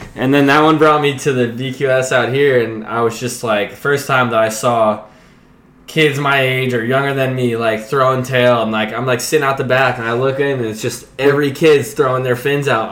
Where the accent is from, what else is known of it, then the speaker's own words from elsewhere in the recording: Point Lookout, New York, United States; also born or lived in North Shore, Oahu, Hawaii; I grew up in a town called Point Lookout, which is right next to it, but it's the same barrier island